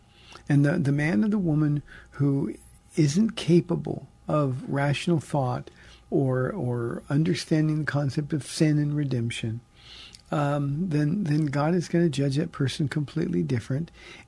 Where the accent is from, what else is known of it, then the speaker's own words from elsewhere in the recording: California, United States; So I'm from California. I'm not going back.